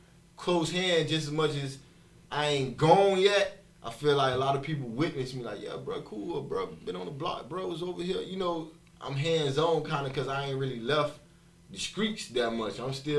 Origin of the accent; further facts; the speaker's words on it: Miami Gardens, Florida, United States; I'm from CC, born and raised.